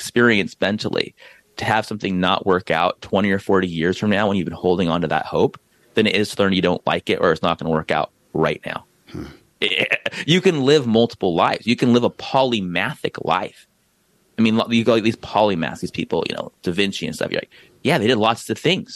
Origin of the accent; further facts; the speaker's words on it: San Diego, California, United States; I'm from San Diego.